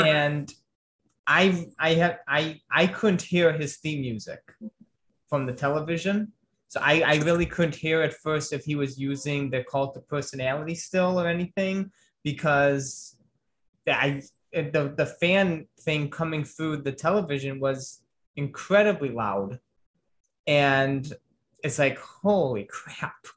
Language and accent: English; Chicago, Illinois, United States; moved away; my hometown